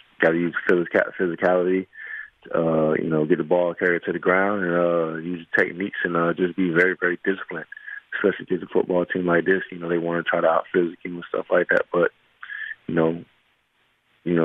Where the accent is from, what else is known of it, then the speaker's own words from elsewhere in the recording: Miami, Florida, United States; my hometown of Miami